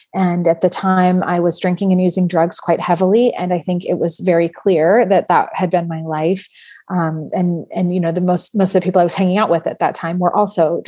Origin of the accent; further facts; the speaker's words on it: San Francisco Bay Area, California, United States; I grew up in the San Francisco Bay Area